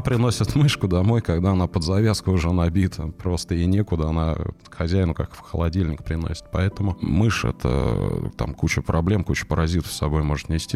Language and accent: Russian; Moscow Oblast, Russia; я приехал в родной, но чужой для себя город, поскольку я вырос в Подмосковье